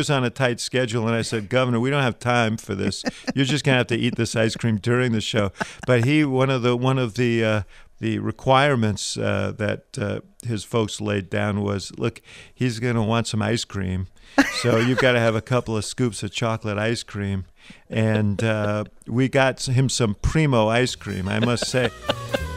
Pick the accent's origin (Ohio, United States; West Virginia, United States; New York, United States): New York, United States; New York City; I grew up in New York City in Stuyvesant Town